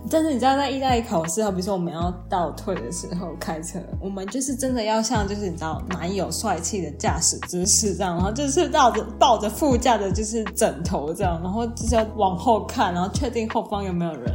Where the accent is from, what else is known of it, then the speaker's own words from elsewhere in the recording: Taipei, Taiwan; 我是就是台北长大